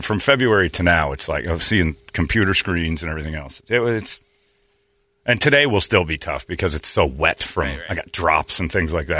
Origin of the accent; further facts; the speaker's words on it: Arizona, United States; But growing up in Arizona, there's a lot of people who are